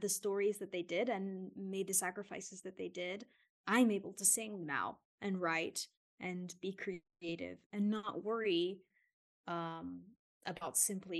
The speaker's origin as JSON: {"language": "English", "region": "New York", "country": "United States", "tie": "born there", "said": "And I was born there in Queens, New York."}